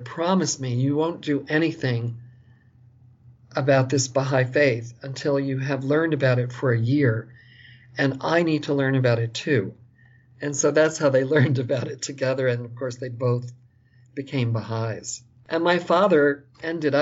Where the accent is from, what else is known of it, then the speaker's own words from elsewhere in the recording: Long Island, New York, United States; I was born in New York City, and I was raised on Long Island for the most part.